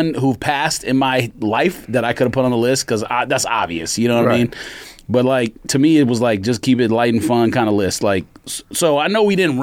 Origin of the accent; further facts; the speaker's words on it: Southern California, United States; the neighborhood that's not that far from my neighborhood